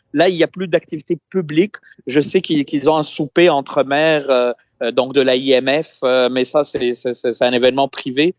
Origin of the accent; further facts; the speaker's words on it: Tunis, Tunis Governorate, Tunisia; now in Quebec, Canada; Je suis effectivement dans ma ville natale à Tunis